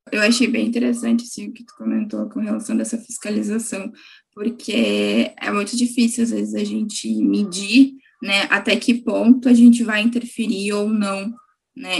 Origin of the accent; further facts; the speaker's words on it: Gravataí, Rio Grande do Sul, Brazil; eu sou de Gravataí, que é região metropolitana de Porto Alegre